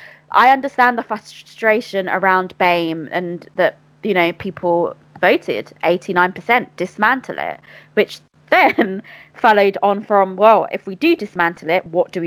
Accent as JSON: {"language": "English", "country": "Bangladesh", "said": "I don't identify as Pakistani. I'm Bangladeshi."}